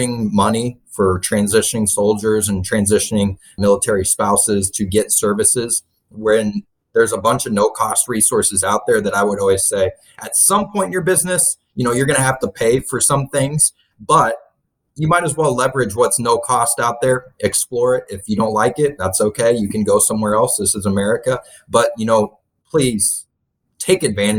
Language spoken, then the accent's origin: English; Kansas City, United States; moved away as an adult; I'm from the Kansas City area. That's mainly where I grew up originally